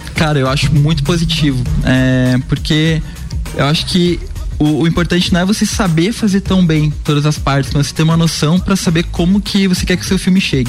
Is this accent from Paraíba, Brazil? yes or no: no; Curitiba, Paraná, Brazil; eu cresci em Curitiba, que é uma cidade com muito incentivo à cultura